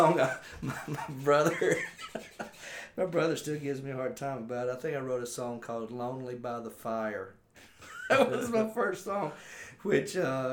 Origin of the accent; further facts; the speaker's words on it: Lathamtown, Georgia, United States; Born and raised in Latham Town, Georgia.